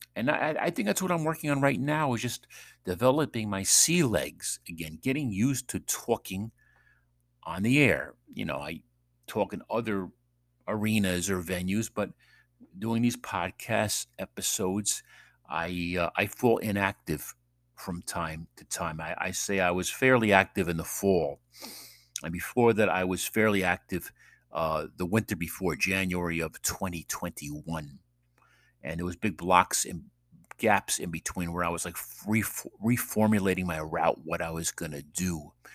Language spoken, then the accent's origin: English; New York, United States; moved away; from New York